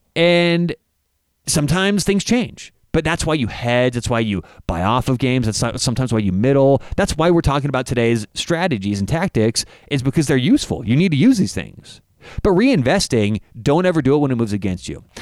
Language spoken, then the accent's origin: English; Denver, Colorado, United States; I'm from Denver.